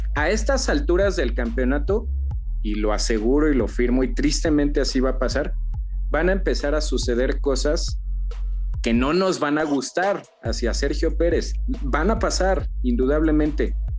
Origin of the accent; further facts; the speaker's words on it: Mexico; nosotros somos mexicanos